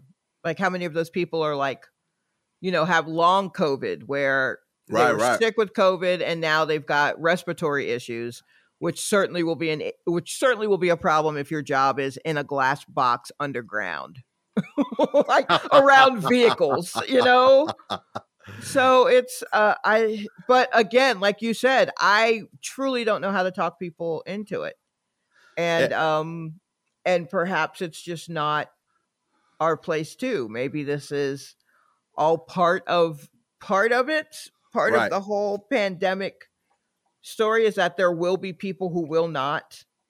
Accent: the South, United States; I grew up in the South.

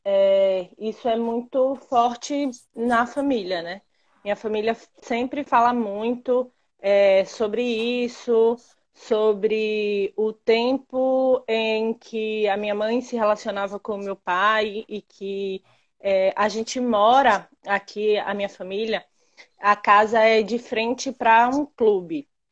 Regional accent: Uibaí, Bahia, Brazil; also born or lived in Camaçari / Feira de Santana; eu sou de Uibaí, que é uma cidade que fica bem no interior da Bahia

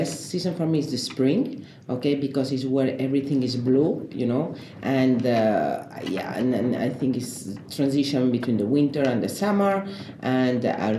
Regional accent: Spain; English is a second language; moved away as an adult; also born or lived in France / Brussels / Madrid / Paris; now in United States; Well, actually, I'm from Spain.

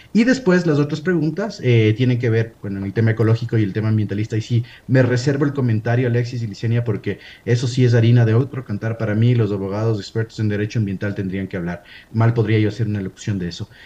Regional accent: Ecuador

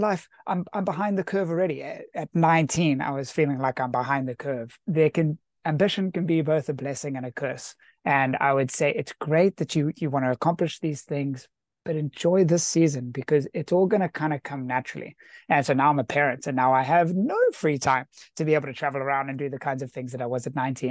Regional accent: South Africa; I was raised in South Africa

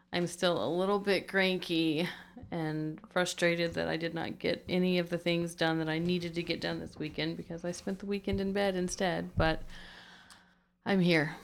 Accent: United States; being American

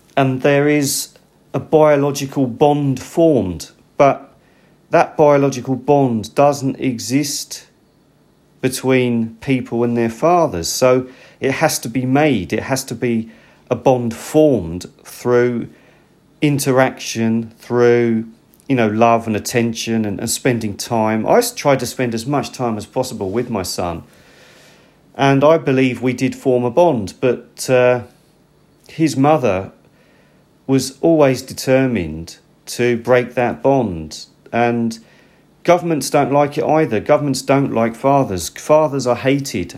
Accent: United Kingdom; now in Japan; I'm actually British

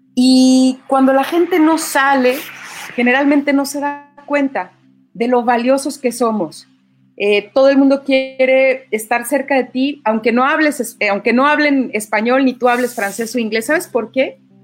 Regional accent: Mexico; orgullo de ser mexicana

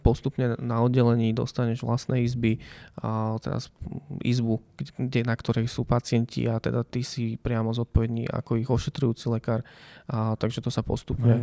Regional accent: Nová Baňa, Banská Bystrica Region, Slovakia; moved away as an adult; now in Bratislava, Slovakia; mama v podstate pracovala ako zdravotná sestra u nás v Novej Bani v nemocnici

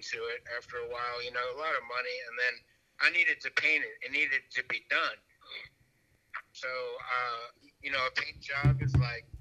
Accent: Frederick, Maryland, United States; I'm from Frederick, Maryland. So I live near DC and Baltimore

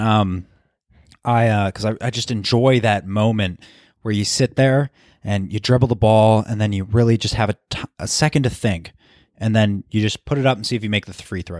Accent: Philadelphia, Pennsylvania, United States; I'm from Philly

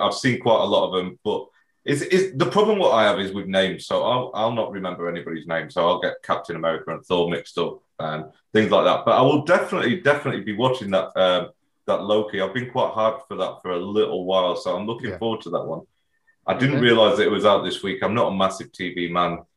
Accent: Sheffield, Yorkshire and the Humber, United Kingdom; I'm from Sheffield

